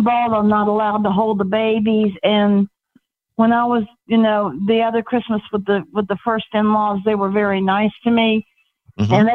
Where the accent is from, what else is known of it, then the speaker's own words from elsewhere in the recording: Savannah, Georgia, United States; now in Homewood, United States; I'm originally from Savannah, but I'm in Homewood